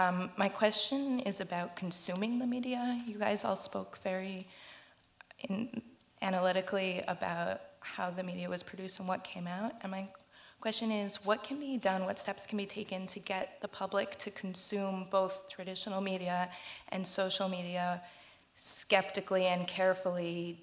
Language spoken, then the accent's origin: English; Newton, Massachusetts, United States; I'm a second-year student here at the Kennedy School, and I'm from Newton, Massachusetts, right along the marathon route.